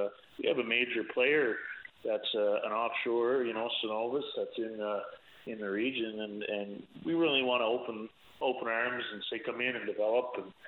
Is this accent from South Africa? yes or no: no; Placentia, Newfoundland and Labrador, Canada; now in Ontario, Canada; I'm from the Placentia region originally. I'm presently in Ontario.